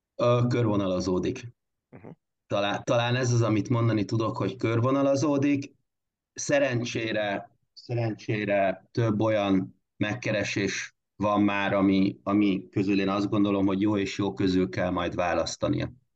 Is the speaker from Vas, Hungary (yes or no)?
yes; Körmend, Vas, Hungary; akik ott, ott tanultunk és ott nőttünk fel